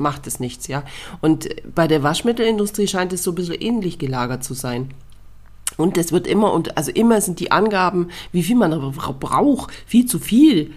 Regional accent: Bavaria, Germany; also born or lived in Munich commuter belt; bei uns in Bayern und ich wohne ja quasi im Speckgürtel von München

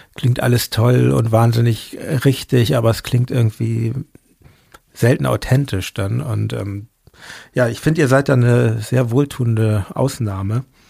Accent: Hamburg, Germany; now in Berlin, Germany; ich bin in Hamburg aufgewachsen, meine Eltern sind Berliner

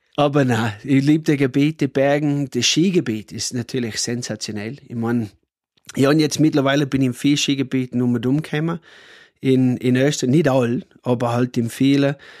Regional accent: Cooma, New South Wales, Australia; German is a second language; moved away as an adult; also born or lived in Austria; now in Pettneu am Arlberg, Austria; ich komme aus Australien, vielleicht hört man es eh. Also, aber oh, ich komme von einem Dorf, Kuma heißt es

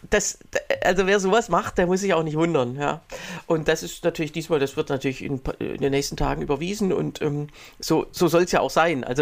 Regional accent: Egeln, Saxony-Anhalt, Germany; hier bei uns in Egeln

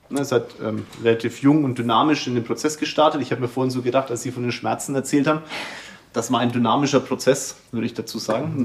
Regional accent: Kulmbach, Bavaria, Germany; Ich komme ja selber aus Kulmbach

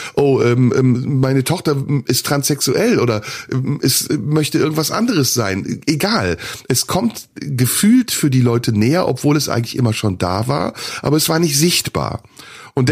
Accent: Turkey; now in Germany; ich bin in der Türkei geboren, aber ich lebe in Deutschland

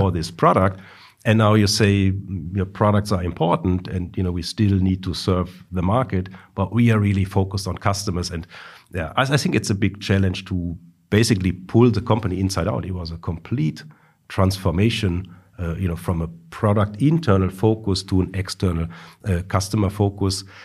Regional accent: Duisburg, North Rhine-Westphalia, Germany; also born or lived in Darmstadt; now in Stuttgart, Germany; I was born in Duisburg.

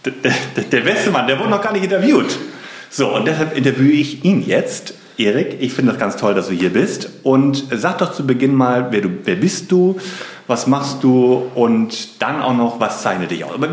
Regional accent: Stralsund, Mecklenburg-Vorpommern, Germany; born there; Nee, ähm, ich komme gebürtig eigentlich aus Stralsund.

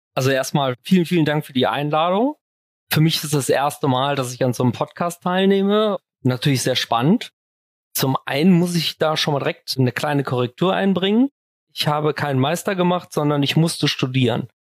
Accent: Düsseldorf, North Rhine-Westphalia, Germany; also born or lived in Kaarst; fühle mich schon persönlich auch als Düsseldorfer jung und bin auch eigentlich viel in Düsseldorf unterwegs und bin leidenschaftlicher Düsseldorfer

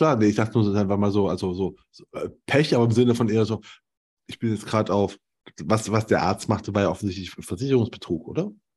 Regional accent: Germany; ich komme aus der DDR

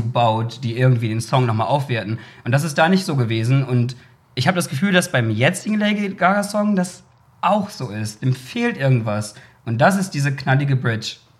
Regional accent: Bremen, Germany; dazu bin ich ja sozusagen in Bremen irgendwie aufgewachsen und groß geworden

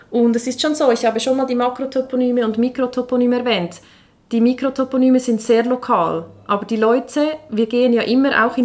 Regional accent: Engelberg, Obwalden, Switzerland; Ja, also ich bin ja ursprünglich aus Engelberg, ja.

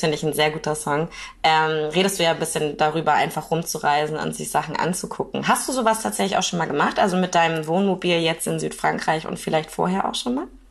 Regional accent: Kiel, Schleswig-Holstein, Germany; ich wohne in Kiel

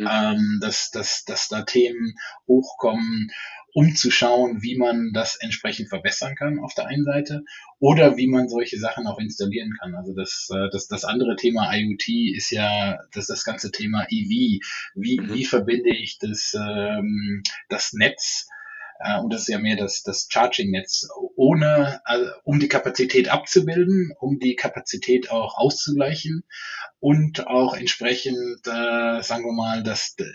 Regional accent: North Rhine-Westphalia, Germany; Ja, ich bin äh, im Niederrhein aufgewachsen oder meine Mutter würde noch sagen, ist Westfalen.

